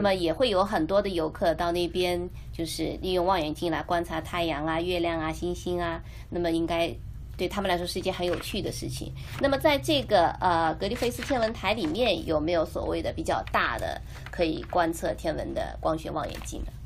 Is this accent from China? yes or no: yes; China; 作为我们中国人啊，炎黄子孙啊